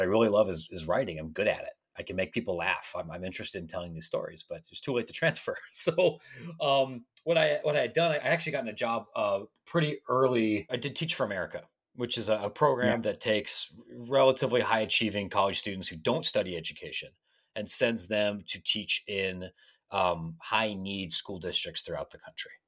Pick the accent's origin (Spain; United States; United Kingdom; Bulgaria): United States; Licking County, Ohio; moved away; I grew up in a place called Licking County, which I didn't realize was something that people would make fun of until I, I, I, moved away